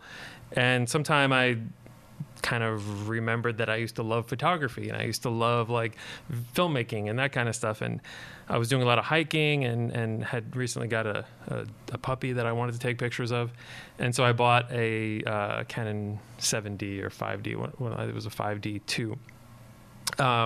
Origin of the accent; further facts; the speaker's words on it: Long Island, New York, United States; moved away as an adult; also born or lived in Southern California; I grew up on Long Island in New York